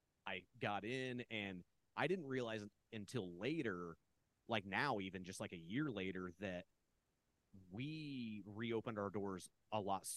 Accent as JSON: {"language": "English", "region": "Midwest", "country": "United States", "said": "because I'm from the Midwest, and the only way a place in the Midwest can survive that is doing like weird art, comedy, and entertainment is by doing everything."}